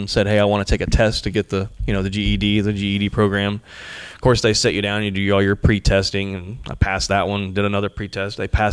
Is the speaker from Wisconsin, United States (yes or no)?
no; Chiefland, Florida, United States; moved away; also born or lived in Gainesville, Florida; Central Florida, born and raised. I was born in Gainesville. I grew up in a little town called Chieflin, Florida.